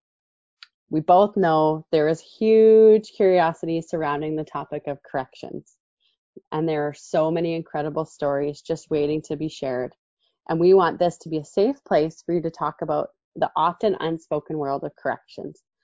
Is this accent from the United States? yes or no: no; Calgary, Alberta, Canada; also born or lived in Lethbridge / Stony Plain; I grew up in Calgary and spent my whole life in Calgary until I decided to leave